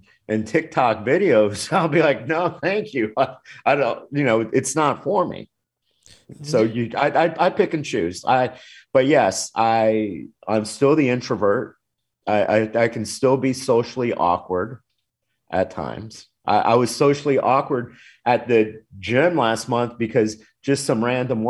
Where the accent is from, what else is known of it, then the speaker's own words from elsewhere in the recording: Miami, Florida, United States; also born or lived in Louisiana; I grew up in Miami